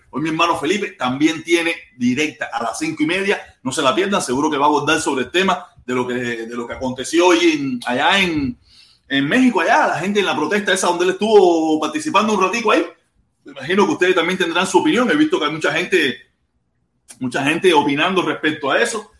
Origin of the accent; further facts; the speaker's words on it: Cuba; todos los que nacimos en Cuba